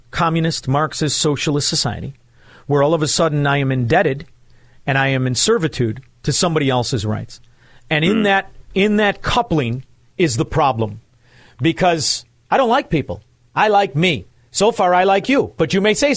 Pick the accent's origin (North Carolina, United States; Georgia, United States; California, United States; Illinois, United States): Illinois, United States; Chicago; moved away; I'm originally from Chicago, Illinois